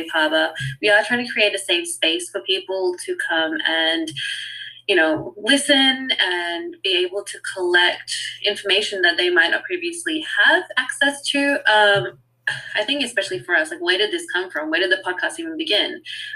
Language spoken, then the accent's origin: English; Australia; also born or lived in New Zealand; I was born in New Zealand and raised in Australia, and I'm Fijian Indian